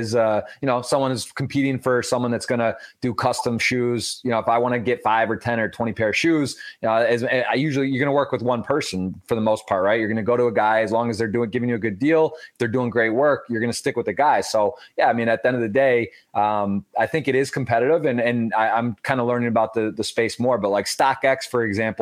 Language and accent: English; Detroit, or Ann Arbor, Michigan, United States; moved away; I'm actually originally from Detroit, or Ann Arbor, Michigan